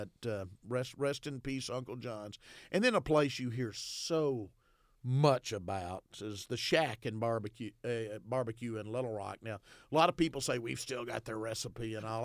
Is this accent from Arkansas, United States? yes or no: yes; Arkadelphia, Arkansas, United States; moved away as an adult; I went to college in my hometown, so I had never lived outside of Arkadelphia. I mean, I was there from birth until age twenty-two.